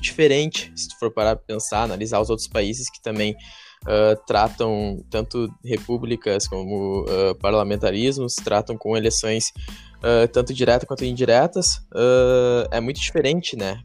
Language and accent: Portuguese; Brazil; para nós brasileiros